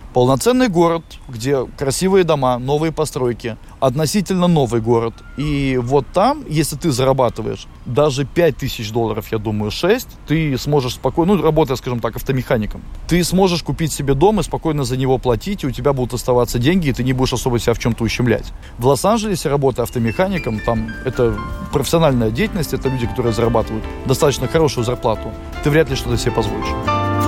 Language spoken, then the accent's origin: Russian; Latvia; moved away as an adult; also born or lived in Riga, Latvia; now in Los Angeles, United States; Русский, и все знают, что я из Латвии